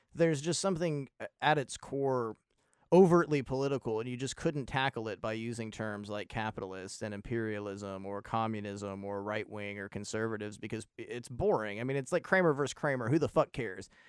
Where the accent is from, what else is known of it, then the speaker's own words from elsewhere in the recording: United States; as an American